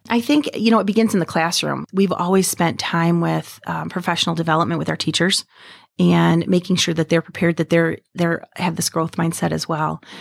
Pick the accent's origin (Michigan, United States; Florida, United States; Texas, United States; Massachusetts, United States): Michigan, United States; Vassar; I grew up in Vassar, which is just a little skip away from where we are right now